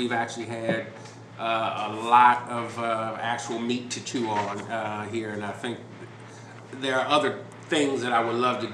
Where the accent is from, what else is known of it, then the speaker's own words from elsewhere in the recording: Chicago, Illinois, United States; Growing up in Chicago